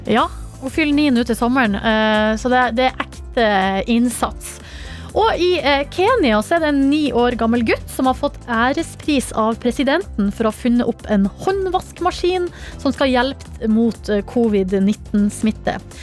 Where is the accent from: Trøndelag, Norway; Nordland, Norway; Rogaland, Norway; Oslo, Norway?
Nordland, Norway; Hamarøy; moved away; Sjøl starta jeg uka med en liten miniferie hjemme på Hamarøy